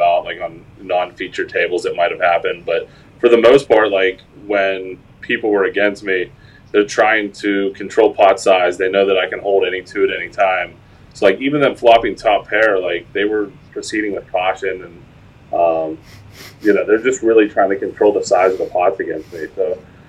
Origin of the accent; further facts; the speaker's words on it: South Park, Pennsylvania, United States; I'm from South Park, Pennsylvania. It's like right on the outskirts of Pittsburgh